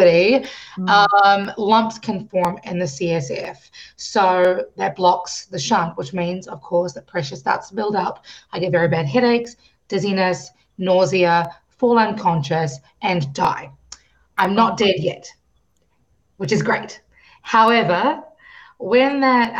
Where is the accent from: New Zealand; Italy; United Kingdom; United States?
New Zealand; I grew up in New Zealand. I was born in New Zealand. And, you know, I am a Kiwi